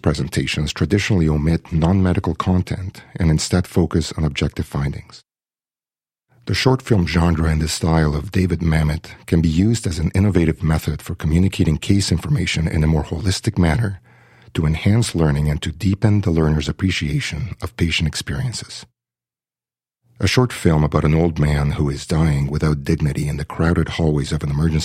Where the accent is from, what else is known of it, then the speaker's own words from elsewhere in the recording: Mexico City, Mexico; also born or lived in Kingston, Canada; now in Canada; I was born and raised in Mexico City and immigrated to Canada with my family in 1982